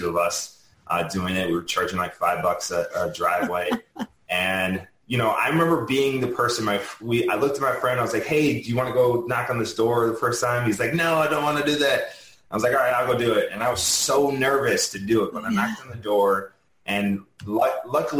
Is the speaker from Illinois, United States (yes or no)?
yes; Chicago, Illinois, United States; moved away; I'm from Chicago originally.